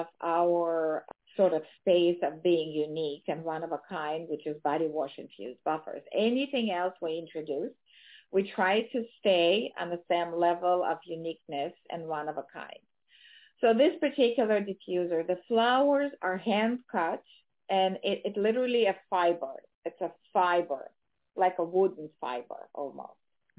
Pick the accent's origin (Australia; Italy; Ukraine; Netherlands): Ukraine; now in United States; being born and raised in Ukraine and immigrating to the United States early on in my life